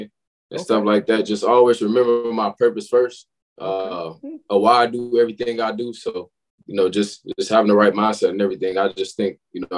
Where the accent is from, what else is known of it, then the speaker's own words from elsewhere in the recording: Chicago, Illinois, United States; I was born on the south side, raised on the west side. So, like, I really grew up in the trenches of Chicago